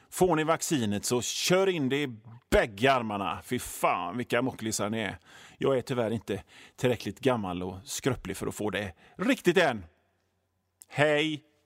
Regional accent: Hönö, Västra Götaland, Sweden; now in Gothenburg, Sweden; jag är ju från Hönö, så havet är ju liksom en del av mig

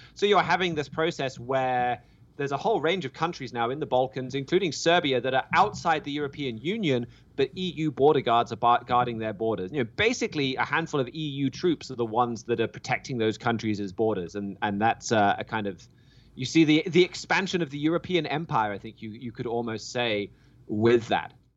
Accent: United Kingdom; moved away; my home country of the U K

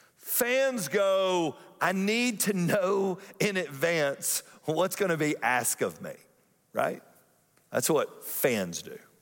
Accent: Atlanta, Georgia, United States; growing up in Atlanta, if you grew up in Atlanta in the nineteen eighties

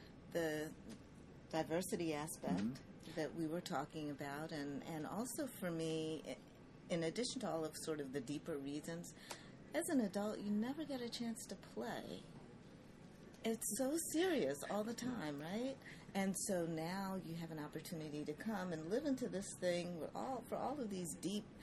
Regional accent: Philadelphia, Pennsylvania, United States; I'm from Philadelphia

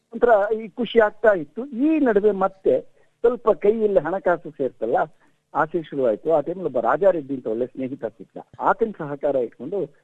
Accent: Mysore, Karnataka, India; now in Bangalore, India; ನಾನು ಮೈಸೂರಲ್ಲಿ ನನ್ನ ಬಾಲ್ಯದಲ್ಲಿದ್ದಾಗ

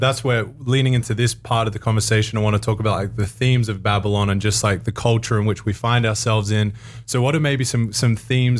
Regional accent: Australia; now in United States; I'm as an Aussie coming into American culture

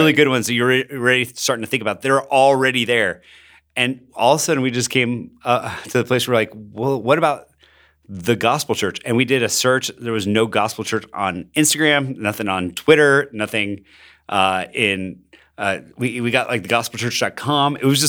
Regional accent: Bogotá, Bogotá Capital District, Colombia; So I grew up in Bogota, Colombia. My parents were missionaries. They're church planters. And I grew up during the most difficult season to live in Colombia.

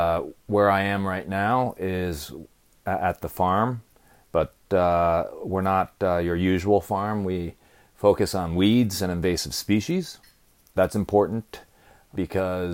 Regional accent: New Haven, Connecticut, United States; I grew up around New Haven, playing in the woods here

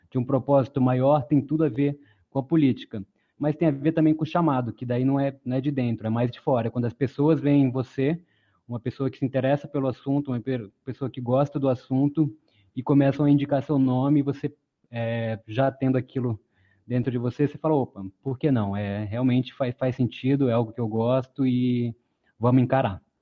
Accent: Pará, Brazil; born there; now in Vitória, Brazil; Não sou daqui, morei em outras cidades antes, nasci no Pará, mas já me considero capixaba, estou há 11 anos em Vitória.

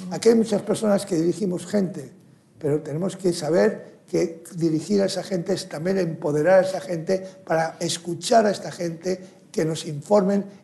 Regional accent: United States; Hemos visto en Estados Unidos, donde yo provengo y además soy ciudadano americano también

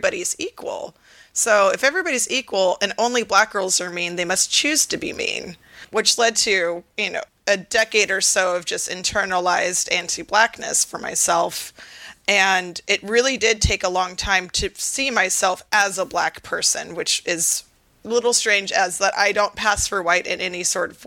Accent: Seattle, Washington, United States; I grew up in Seattle, which is predominantly white

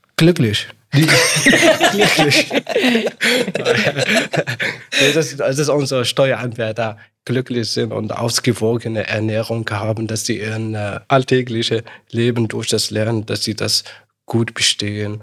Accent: Morocco; German is a second language; now in Germany; Ich komme ja aus Marokko

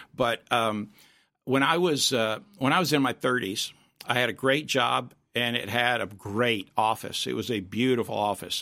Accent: Florida, United States; When I was a kid growing up in Florida

